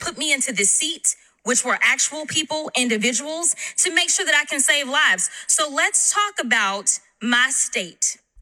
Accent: Texas, United States; I'm from Texas

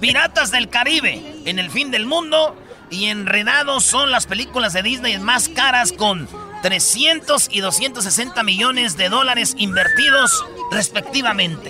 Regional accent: Michoacán, Mexico; Yo soy de Michoacán y allá les decimos espadas

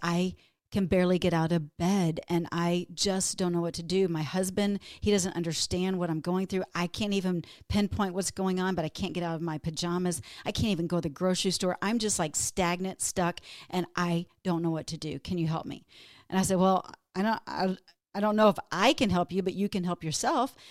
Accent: Texas, United States; moved away as an adult; now in Minnesota, United States; I grew up in Texas, but moved to Minnesota

